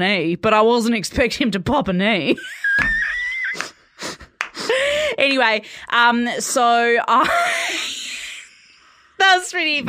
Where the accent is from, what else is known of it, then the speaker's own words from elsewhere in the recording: Perth, Western Australia, Australia; moved away; So I grew up in Perth.